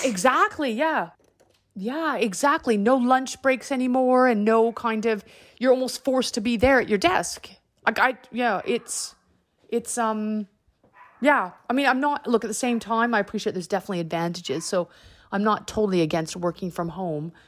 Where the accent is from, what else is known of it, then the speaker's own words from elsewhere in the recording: Canada; moved away; I'm Canadian